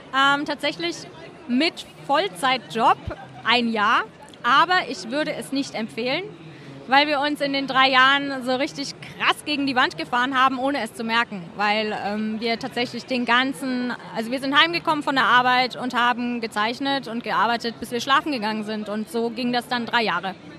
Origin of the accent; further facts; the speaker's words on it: Germany; wir kommen halt aus Deutschland